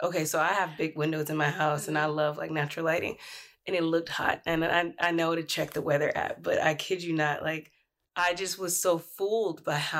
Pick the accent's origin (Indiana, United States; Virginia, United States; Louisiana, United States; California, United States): California, United States; now in Washington, United States; I'm from California.